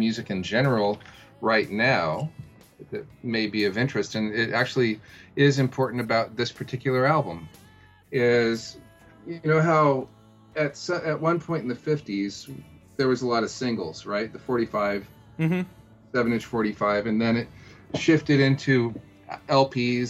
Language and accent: English; Seattle, Washington, United States; my hometown, Seattle